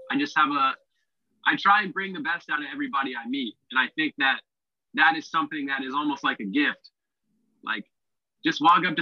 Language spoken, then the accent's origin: English; Orlando, Florida, United States; moved away as an adult; now in Australia; I was born in Orlando, Florida. And I've never been so proud to be from somewhere. I love telling people I'm from Orlando. I had a great upbringing